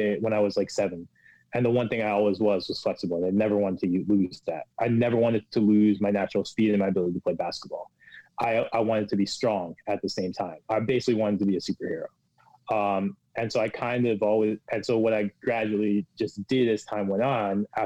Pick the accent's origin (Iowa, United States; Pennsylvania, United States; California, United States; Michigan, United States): Pennsylvania, United States; now in New York, United States; I grew up in Pennsylvania